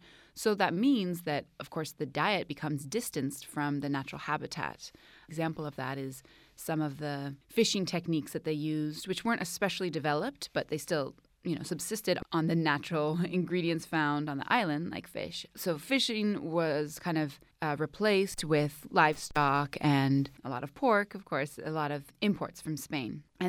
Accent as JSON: {"language": "English", "town": "Oakland", "region": "California", "country": "United States", "moved": "as an adult", "lives_now": "Cuba", "said": "Well, I moved to Cuba in 2010. I'm originally from Oakland."}